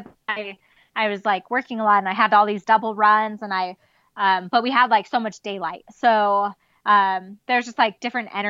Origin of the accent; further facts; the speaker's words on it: Southern California, United States; now in Mammoth Lakes, United States; I grew up in Southern California